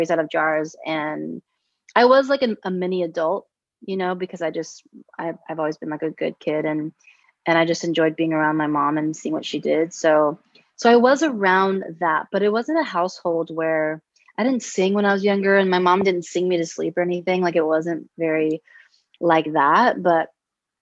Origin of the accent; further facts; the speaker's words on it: United States; I grew up, obviously, you know, American